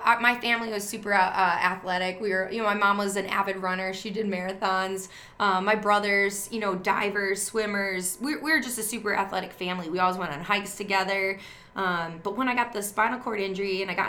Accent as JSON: {"language": "English", "region": "Wisconsin", "country": "United States", "tie": "born or raised there", "said": "growing up as a kid, I grew up in Wisconsin"}